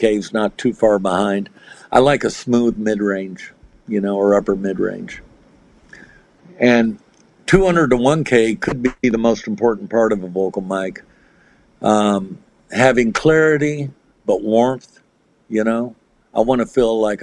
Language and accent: English; United States; I'm American